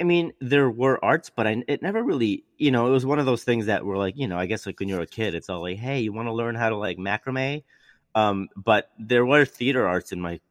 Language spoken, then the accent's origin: English; Chicago, Illinois, United States; born or raised there; moved away